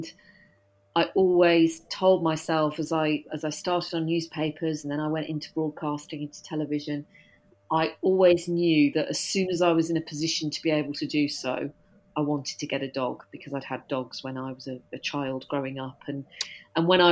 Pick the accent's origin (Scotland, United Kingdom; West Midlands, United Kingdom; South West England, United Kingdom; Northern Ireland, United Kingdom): West Midlands, United Kingdom; West Midlands near Birmingham, United Kingdom; moved away as an adult; also born or lived in York / Wolverhampton / Newcastle upon Tyne; now in London, United Kingdom; I was born in York, but I was brought up in the West Midlands near Birmingham.